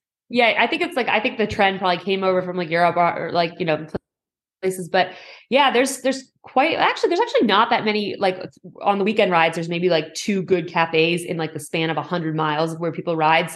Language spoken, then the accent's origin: English; Boston, Massachusetts, United States; also born or lived in Bay Area; now in Los Angeles, United States; I grew up in Boston